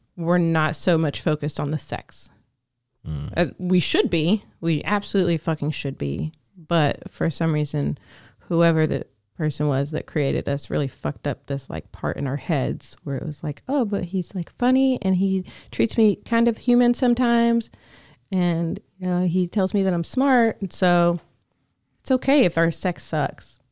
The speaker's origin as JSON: {"language": "English", "region": "the South", "country": "United States", "tie": "born or raised there", "said": "a young woman growing up in the South, in a small town"}